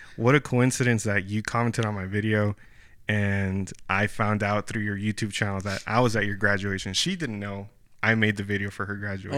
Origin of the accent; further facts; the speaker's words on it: Brownsville, Texas, United States; moved away as an adult; now in San Antonio, United States; Brownsville, like, my hometown.